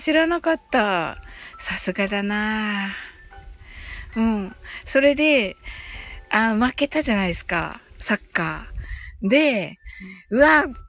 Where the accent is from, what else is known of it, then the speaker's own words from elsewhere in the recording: Kyushu, Japan; 九州人なんで